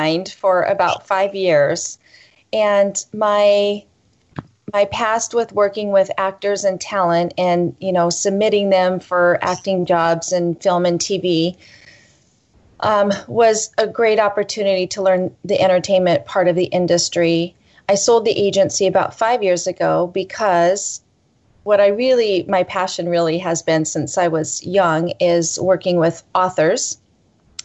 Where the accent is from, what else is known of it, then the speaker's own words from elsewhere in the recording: Pacific Northwest, United States; I personally am a Northwest girl